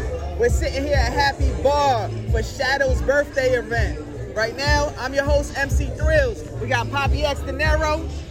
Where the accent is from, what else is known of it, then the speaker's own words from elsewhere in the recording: New Jersey, United States; moved away as an adult; now in San Antonio, United States; I'm from Jersey. I've been out here about 2 years, though.